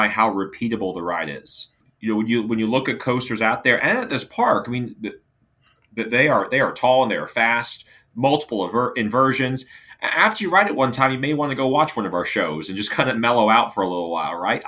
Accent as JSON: {"language": "English", "area": "Hampton Roads", "region": "Virginia", "country": "United States", "tie": "born or raised there", "moved": "yes", "lives_now": "Orlando, United States", "said": "my hometown in Hampton Roads, Virginia"}